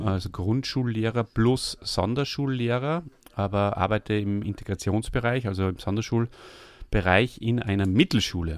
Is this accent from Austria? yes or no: yes; Austria; komme ich aus Österreich